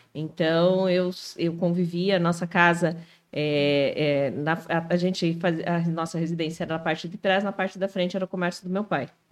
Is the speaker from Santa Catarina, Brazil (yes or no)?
yes; Canoinhas, Santa Catarina, Brazil; now in Joinville, Brazil; Eu sou natural de Canoinhas.